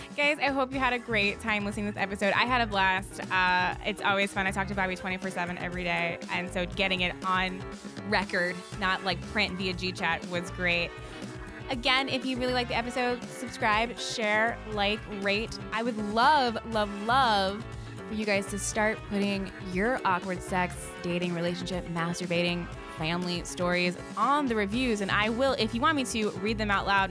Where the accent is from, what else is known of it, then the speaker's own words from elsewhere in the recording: Baltimore, Maryland, United States; I would say, like, "Baltimore," 'cause it wasn't a lie